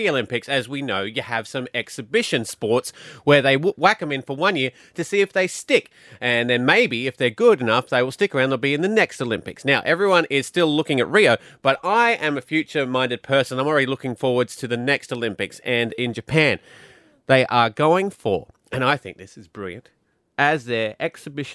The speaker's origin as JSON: {"language": "English", "town": "Geraldton", "region": "Western Australia", "country": "Australia", "tie": "born or raised there", "said": "I grew up in Geraldton"}